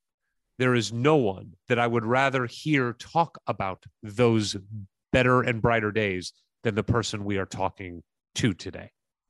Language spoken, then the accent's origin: English; St. Louis, Missouri, United States; my hometown, St. Louis